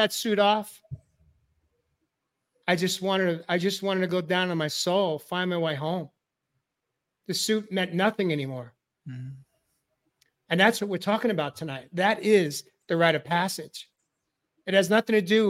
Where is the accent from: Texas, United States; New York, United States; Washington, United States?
New York, United States; I grew up in New York area, New York metro